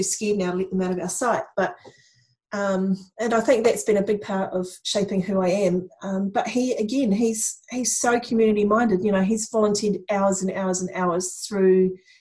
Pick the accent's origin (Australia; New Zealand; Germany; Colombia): New Zealand; Tauranga, Bay of Plenty; moved away as an adult; now in Christchurch, New Zealand; I grew up in Tauranga